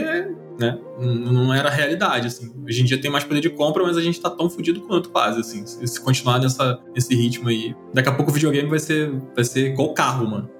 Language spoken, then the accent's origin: Portuguese; Rio de Janeiro, Brazil; num bairro que eu cresci aqui no Rio de Janeiro